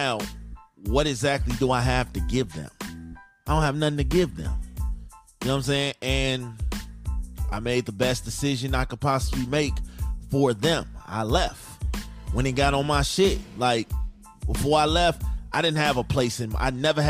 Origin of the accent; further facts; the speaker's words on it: Chicago, Illinois, United States; moved away as an adult; I'm from Chicago